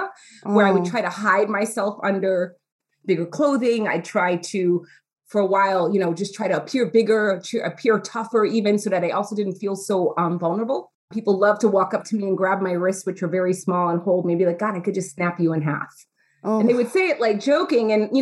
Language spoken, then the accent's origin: English; New York City, New York, United States; growing up in New York City, young Black Latina girl